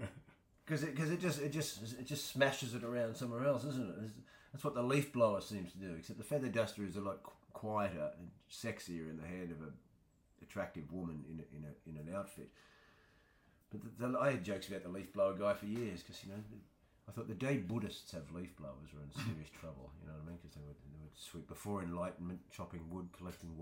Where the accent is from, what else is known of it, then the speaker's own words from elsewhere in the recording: Australia; moved away; also born or lived in Wiltshire; growing up in Australia as an artist